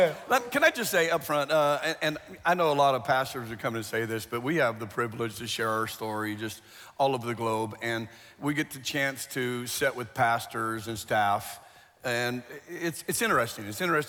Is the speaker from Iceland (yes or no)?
no; Phoenix, Arizona, United States; Well, Phoenix area.